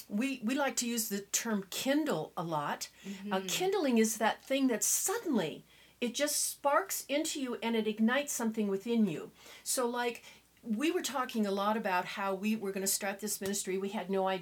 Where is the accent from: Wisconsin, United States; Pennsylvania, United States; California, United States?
California, United States; Southern; I was raised in Southern California